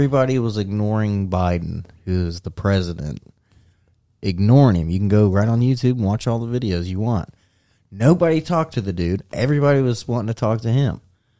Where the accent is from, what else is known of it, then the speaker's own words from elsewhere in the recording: United States; I'm American.